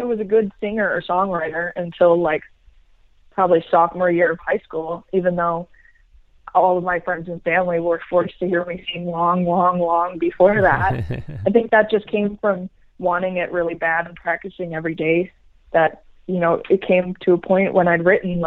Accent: Cleveland, Ohio, United States; now in Miami, United States; Cleveland is just a great place to live and to have grown up

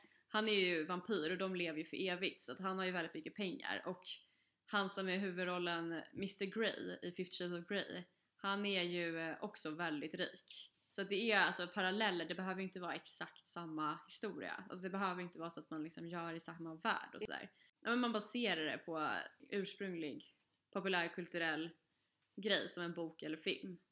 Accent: Stockholm area, Stockholm County, Sweden; moved away; vi har ju bott, eh, med pendeltågsavstånd till stan

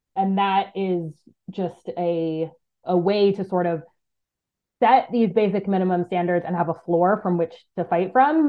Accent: United States; moved away as an adult; also born or lived in East Africa; my home country of the United States

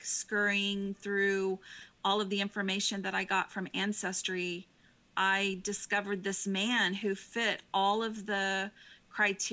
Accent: Austin, Texas, United States; I was born in Austin, which is, you know, the keep it weird capital of the world

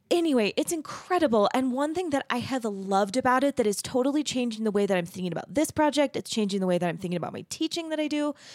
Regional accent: Arizona, United States; moved away as an adult; also born or lived in Texas; I grew up in Arizona

